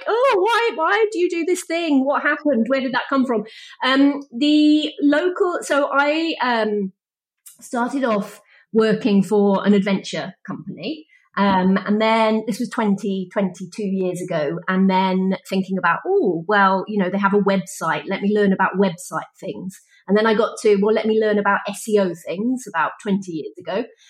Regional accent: Wales, United Kingdom; I'm from Wales

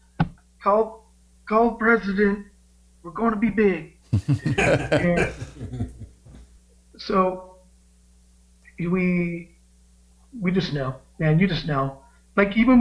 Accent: Bakersfield, California, United States; Growing up in Bakersfield, it's a very musical place to live

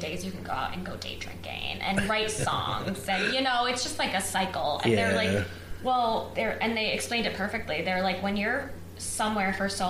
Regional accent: Cairo, New York, United States; also born or lived in Nashville; But growing up, I grew up here in Cairo, New York, and we used to have field parties.

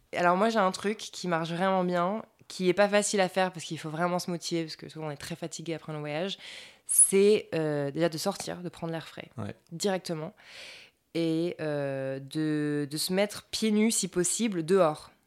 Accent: France; moved away; entre nous, en France

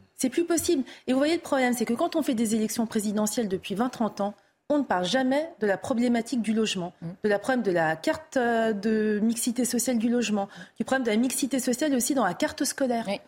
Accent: France; en tant que Française, citoyenne française

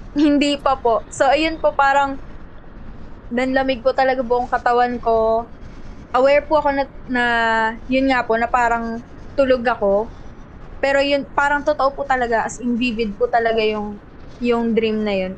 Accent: Rosario, Calabarzon, Philippines; So, from Cavite po ako. Rosario, Cavite

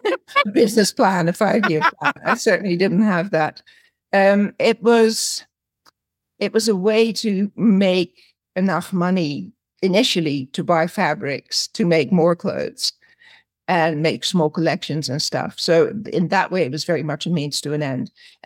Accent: Amsterdam, North Holland, Netherlands; moved away as an adult; also born or lived in Paris / Australia; I grew up in Amsterdam in the Netherlands, and I had a rather complicated, very early childhood

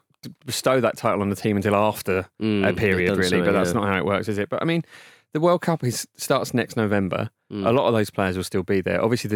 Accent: England, United Kingdom; as an Englishman

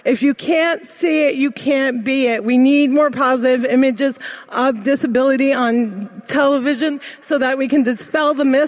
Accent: New Jersey, United States; And I'd say, "I'm from Jersey." Growing up, my parents taught me to dream big, and like most Muslim girls growing up in America

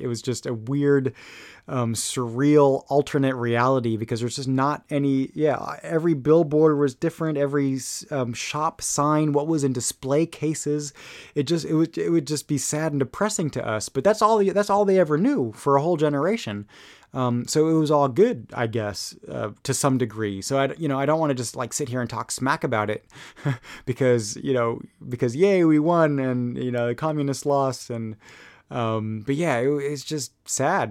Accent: Munich, Bavaria, Germany; moved away; I grew up in Munich

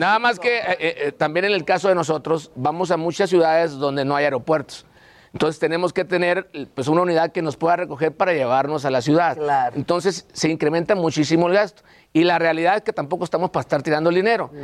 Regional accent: Sinaloa, Mexico; traemos gente de Sinaloa, obviamente, de donde somos nosotros

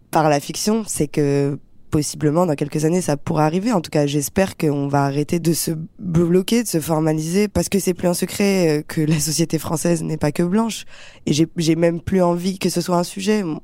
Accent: France; also born or lived in Algeria; Moi, j'ai grandi en France.

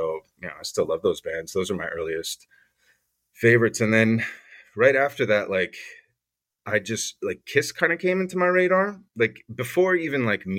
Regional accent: Poland; English is a second language; So my parents are European. I'm Polish. My parents are both Polish, but my father was born and raised in France, but it was just like a Polish family, just born and raised in France. I'm not French at all

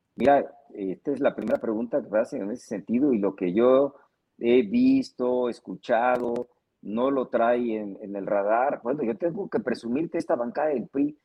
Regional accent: Guerrero, Mexico; Soy guerrerense

